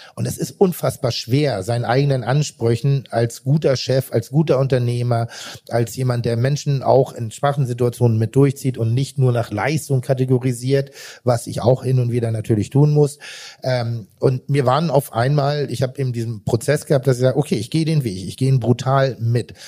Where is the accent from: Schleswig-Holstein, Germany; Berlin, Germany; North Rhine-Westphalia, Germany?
Schleswig-Holstein, Germany; Pinneberg; Ich komme vom Land und, und äh, ich bin im Land groß geworden